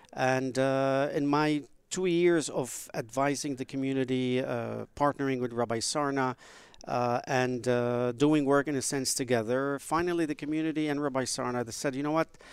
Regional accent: Beirut, Beirut Governorate, Lebanon; also born or lived in United States; now in United Arab Emirates; I was born in Beirut, Lebanon

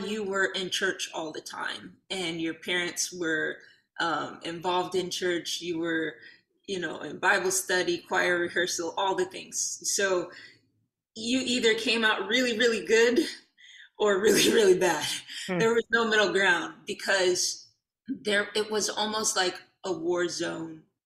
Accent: Detroit, Michigan, United States; we were born and raised in Detroit

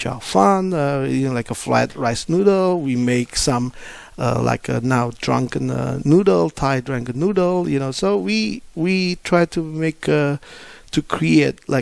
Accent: Indonesia; moved away; I'm from Indonesia

